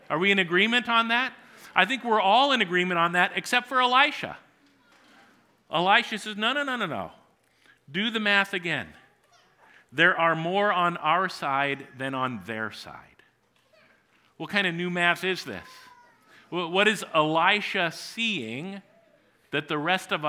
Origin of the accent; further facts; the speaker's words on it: New Providence, Iowa, United States; I grew up in New Providence, Iowa, and when I was born, Tom's dad was the pastor at the church where our family worshiped